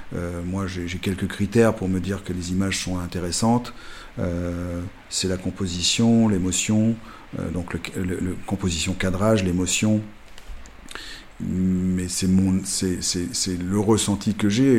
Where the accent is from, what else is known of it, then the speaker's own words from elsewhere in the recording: Cognac, Nouvelle-Aquitaine, France; cognac, ma ville natale